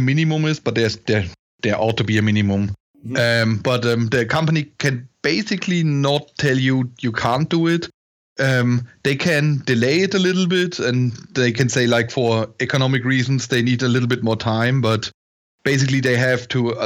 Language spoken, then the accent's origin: English; near Würzburg, Bavaria, Germany; I grew up in Germany in a small village, basically, near Würzburg